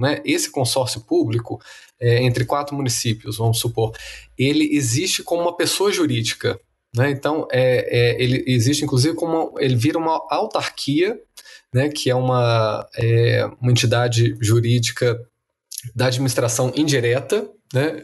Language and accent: Portuguese; Minas Gerais, Brazil; moved away; governador do meu estado natal